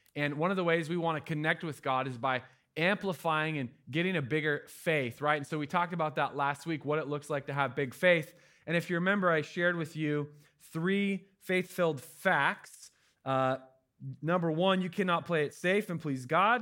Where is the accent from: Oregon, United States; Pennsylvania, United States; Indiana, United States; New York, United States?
Oregon, United States; My family's from Cali, but I'm from Oregon. I was born here.